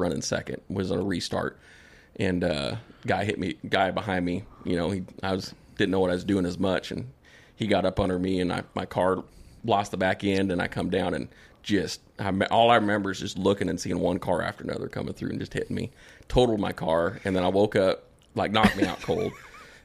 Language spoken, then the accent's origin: English; South Dakota, United States; moved away; Where we grew up was in South Dakota